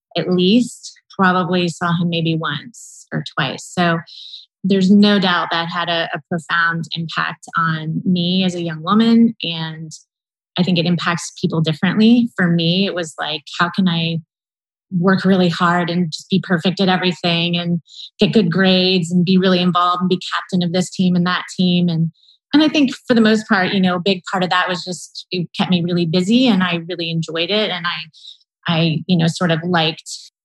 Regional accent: Columbus, Ohio, United States; Born and raised in Columbus, Ohio, so I'm definitely a Columbus girl.

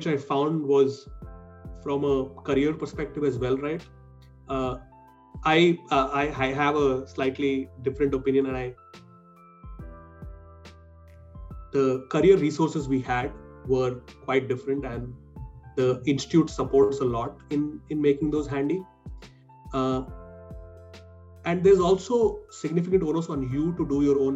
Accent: Hyderabad, Telangana, India; moved away as an adult; also born or lived in Shillong / Mumbai; I was born and brought up in Hyderabad. I grew up there

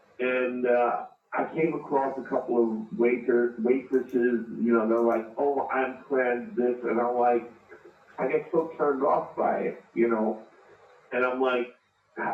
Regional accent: New York City, New York, United States; I grew up in New York City. I had gay friends. I had friends that grew up in my neighborhood.

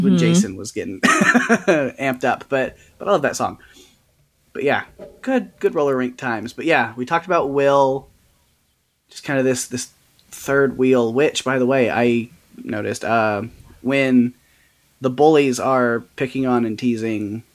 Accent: United States; I'm an American.

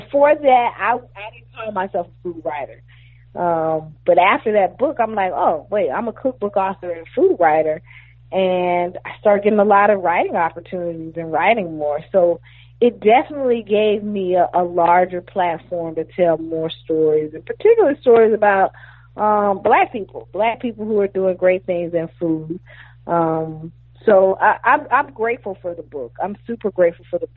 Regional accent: Athens, Georgia, United States; moved away as an adult; also born or lived in Atlanta, Georgia; now in Brooklyn, United States; I grew up in Athens, and I grew up in a neighborhood where, you know, 20 years ago, over 20 years ago when I left, nobody would dare come to Athens, Georgia

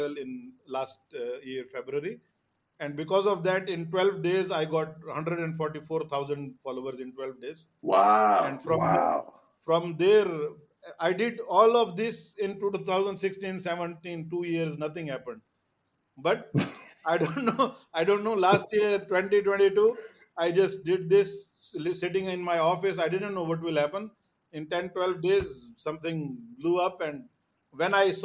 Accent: Pakistan; now in Dubai, United Arab Emirates; I'm Pakistani

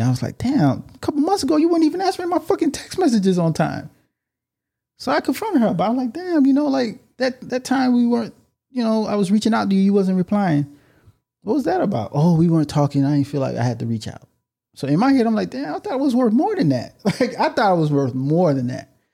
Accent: Miami, Florida, United States; We're from Miami

